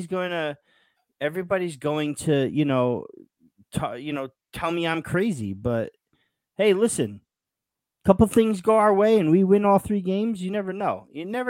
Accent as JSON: {"language": "English", "town": "Yonkers", "region": "New York", "country": "United States", "said": "I'm from Yonkers, New York, born to a Napolitan father who follows the team"}